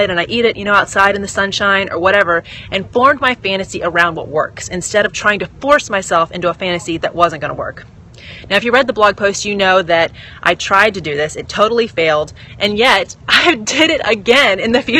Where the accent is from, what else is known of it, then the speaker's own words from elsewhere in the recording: United States; I'm all American